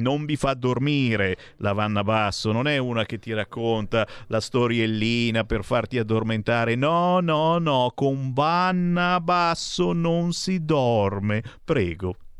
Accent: Monza, Lombardy, Italy; moved away; sono nato a Monza, ho oh. vissuto a Monza, che eh. zona? Io abitavo zona San Fruttuoso

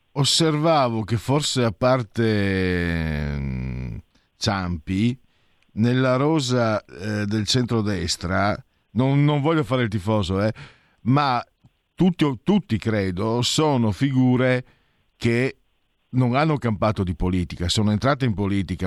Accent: Friuli-Venezia Giulia, Italy; also born or lived in Veneto; Io vengo dal Friuli

